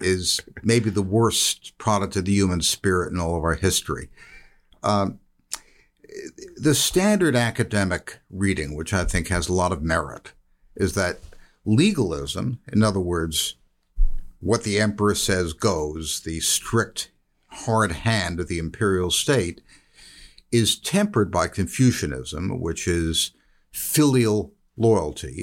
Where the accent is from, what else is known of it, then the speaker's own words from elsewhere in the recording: United States; I'm an American